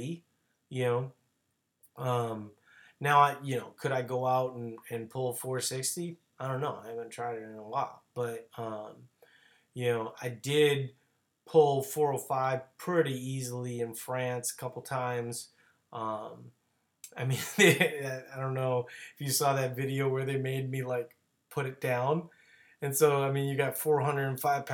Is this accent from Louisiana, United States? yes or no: yes; New Orleans, Louisiana, United States; born or raised there; moved away